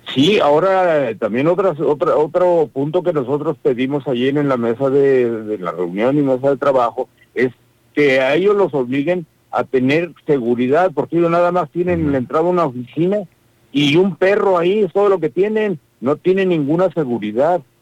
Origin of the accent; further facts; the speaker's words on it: Querétaro, Mexico; Nosotros somos ciudadanos de Querétaro